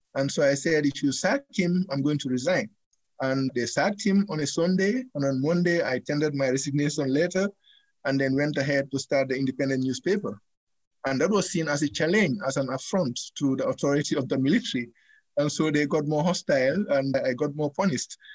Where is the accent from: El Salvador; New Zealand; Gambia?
Gambia; moved away as an adult; now in United States; They accused me of not being a Gambian. They went to my hometown and arrested my dad and my mom